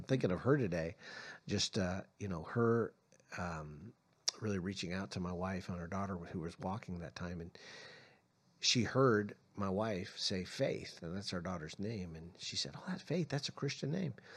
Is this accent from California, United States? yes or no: yes; San Francisco, California, United States; also born or lived in Arizona; now in Tucson, United States; I was born in San Francisco, so I have some background of living in California as well as Arizona